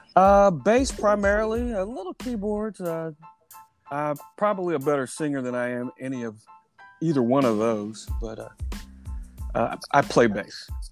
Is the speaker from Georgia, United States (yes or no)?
no; Indianapolis, Indiana, United States; moved away as an adult; also born or lived in Washington Township, Indianapolis; now in Carmel, United States; I grew up really relatively close to 3D Trophy, right off of 34th and Bancroft. Uh, so I'm I'm an East Sider for life